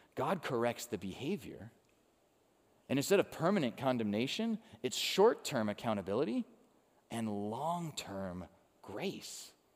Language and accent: English; Chicago, Illinois, United States; now in Cincinnati, United States; when I was growing up in Chicago